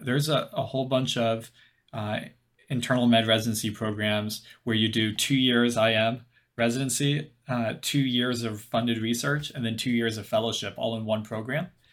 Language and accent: English; Louisville, Kentucky, United States; moved away as an adult; now in Bethesda, United States; I'm from Louisville, Kentucky, uh, but currently over at, uh, in Bethesda, Maryland